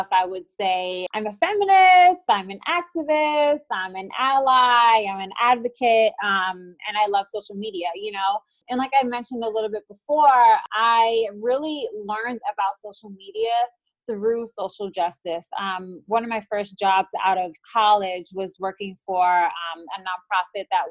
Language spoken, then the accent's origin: English; New York City, New York, United States; moved away as an adult; now in Dallas, United States; I was born and raised in New York City. I am now living in Dallas, Texas.